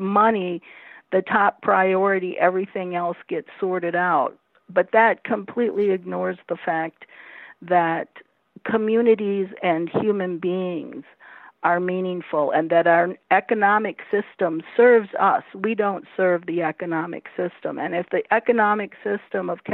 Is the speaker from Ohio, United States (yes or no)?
yes; Toledo, Ohio, United States; here in my hometown of Toledo, Ohio